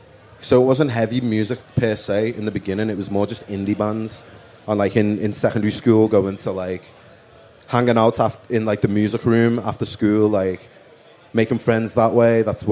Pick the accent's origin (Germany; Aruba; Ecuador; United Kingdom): United Kingdom; Liverpool, North West England; also born or lived in London; I lived in London for a little bit, but that was when I was like a toddler. {S4} Okay. {S7} And then we moved back to Liverpool. So, yeah. Grew up in Toxteth in Liverpool.